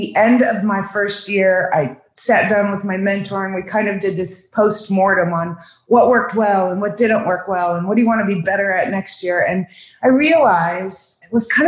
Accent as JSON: {"language": "English", "region": "Ohio", "country": "United States", "tie": "born or raised there", "moved": "yes", "lives_now": "Southwest Florida, United States", "said": "I grew up in Ohio"}